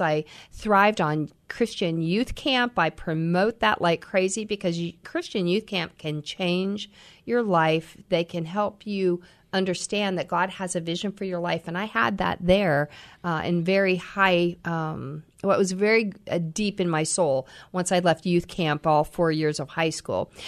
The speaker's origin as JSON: {"language": "English", "town": "Troy", "region": "Ohio", "country": "United States", "tie": "born or raised there", "also_born_or_lived": "Missouri", "moved": "yes", "lives_now": "Columbus, United States", "said": "I grew up in Ohio"}